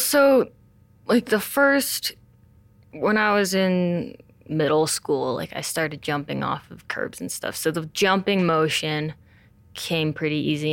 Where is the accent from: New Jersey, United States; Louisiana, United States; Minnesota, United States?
New Jersey, United States; Montclair; also born or lived in China; I grew up in Montclair, New Jersey